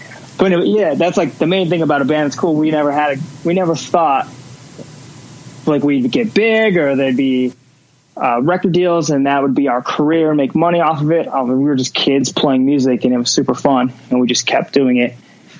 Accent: Las Vegas, Nevada, United States; But I also think about, like, as growing up in Vegas, a lot of people are trying to get out of here, or they're just like, it's the worst place to live

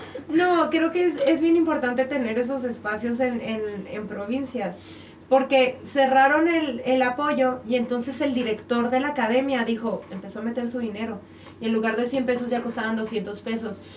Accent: Cuauhtémoc, Chihuahua, Mexico; now in Mexico City, Mexico; yo también soy de Cuauhtémoc, Chihuahua

